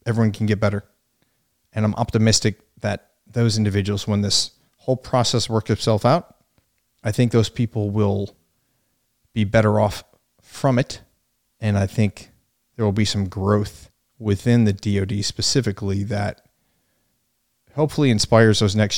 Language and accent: English; Yuma, Arizona, United States; We are from Yuma, Arizona.